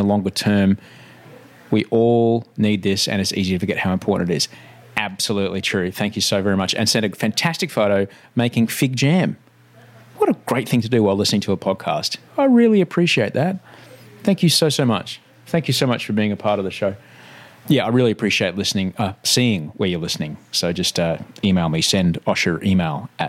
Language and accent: English; Queensland, Australia; now in Sydney, Australia; I grew up in Queensland